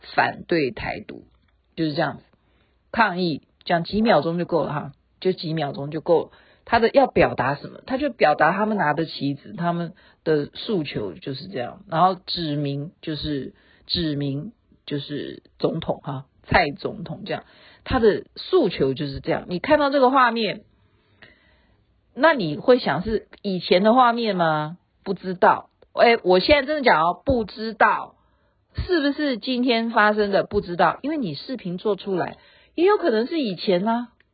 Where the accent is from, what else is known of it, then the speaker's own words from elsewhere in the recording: Taiwan; 我们台湾人就在骂，我们台湾就在骂哈